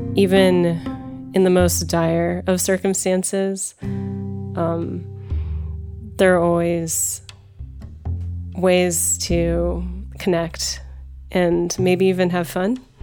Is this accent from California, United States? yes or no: yes; Los Angeles, California, United States; I'm from Los Angeles and I live in Los Angeles